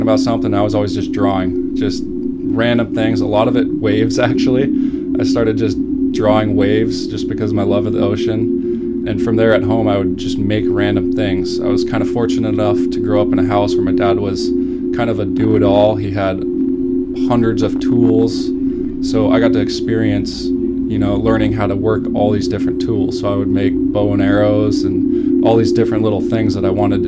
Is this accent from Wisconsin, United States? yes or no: no; San Jose, California, United States; I grew up in San Jose, California, born and raised basically for the last 30 years, right in my hometown